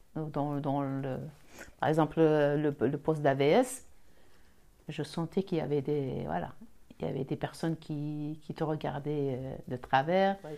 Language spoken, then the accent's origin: French; Algeria; accent: Algerian; now in France; J'ai l'accent. L'accent algérien